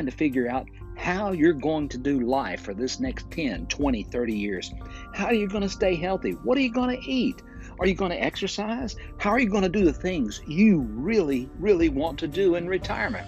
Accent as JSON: {"language": "English", "town": "Fort Payne", "region": "Alabama", "country": "United States", "tie": "born or raised there", "said": "we're recording in my hometown of Fort Payne, Alabama"}